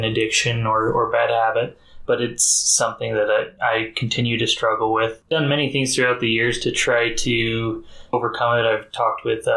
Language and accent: English; Utah, United States; I grew up in a small town in Utah.